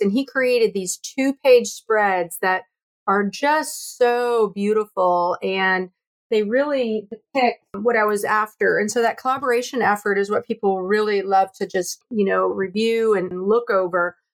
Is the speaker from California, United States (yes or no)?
yes; near San Francisco, California, United States; growing up near San Francisco